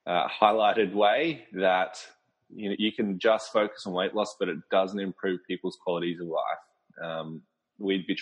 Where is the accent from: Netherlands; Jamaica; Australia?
Australia; Brisbane, Queensland; I'm from Brisbane, Australia, so near the Gold Coast